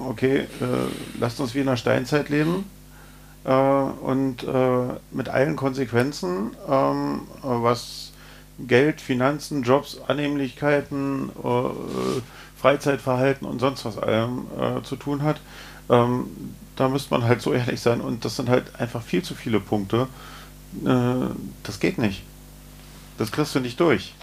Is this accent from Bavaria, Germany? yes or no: no; Berlin, Germany; Wir äh, als Berliner